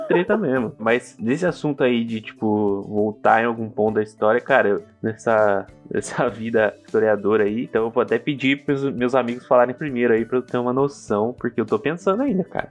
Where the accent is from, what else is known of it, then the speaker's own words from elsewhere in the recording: interior of São Paulo, Brazil; a cidade onde eu cresci, né, interior de São Paulo, ela, é, ela era uma colônia japonesa